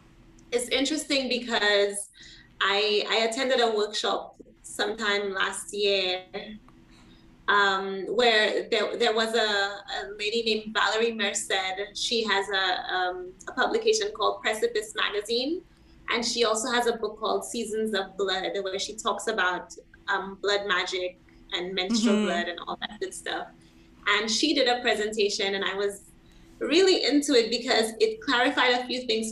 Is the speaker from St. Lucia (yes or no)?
yes; St. Lucia; I'm from St. Lucia